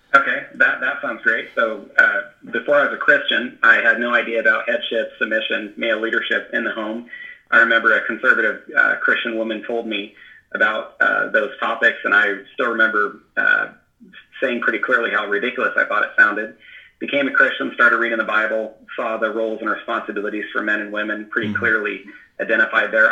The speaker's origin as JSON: {"language": "English", "region": "Northern California", "country": "United States", "tie": "born or raised there", "moved": "as an adult", "lives_now": "Washington, United States", "said": "my wife and I grew up together in Northern California"}